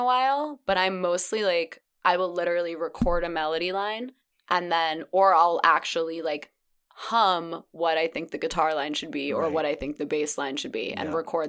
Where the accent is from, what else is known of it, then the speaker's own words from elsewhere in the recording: New York, United States; also born or lived in Los Angeles; I'm from New York.